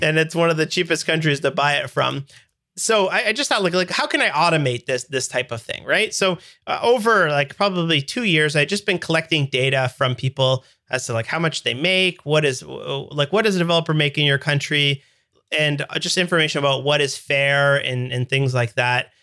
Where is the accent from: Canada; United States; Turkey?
Canada; I'm Canadian